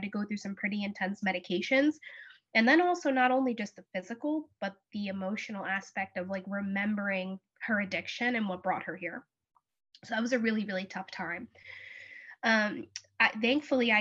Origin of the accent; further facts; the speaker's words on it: New Jersey, United States; I'm from New Jersey